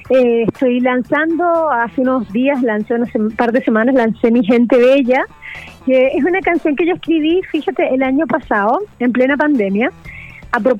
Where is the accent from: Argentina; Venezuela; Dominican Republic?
Venezuela; born there; Yo nací en un barrio en Venezuela humilde donde la gente le pasaban cosas muy malas, pero muy malas.